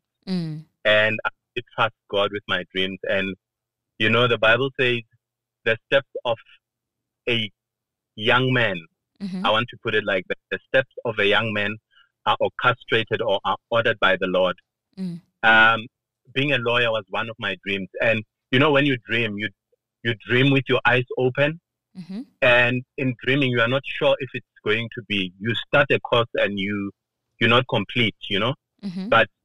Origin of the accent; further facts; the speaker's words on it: Giyani, Limpopo, South Africa; moved away as an adult; also born or lived in Shimange Village, Limpopo / Pretoria / Johannesburg; I was born and bred in Limpopo